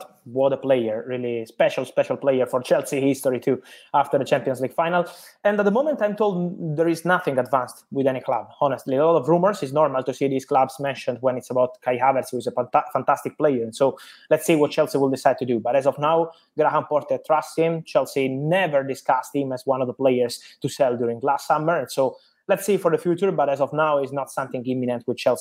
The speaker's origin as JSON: {"language": "English", "town": "Naples", "region": "Campania", "country": "Italy", "said": "I'm from Italy and from Napoli"}